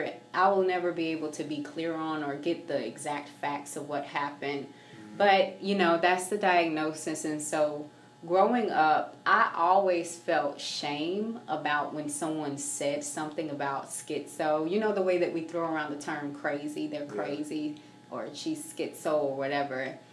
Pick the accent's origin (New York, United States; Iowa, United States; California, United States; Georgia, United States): Georgia, United States; Augusta; So, I am an Augusta native, born and raised in Augusta. I grew up down in East Boundary